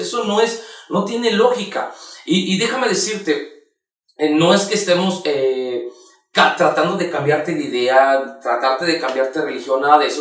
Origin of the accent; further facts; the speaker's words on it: Mexico; nosotros como mexicanos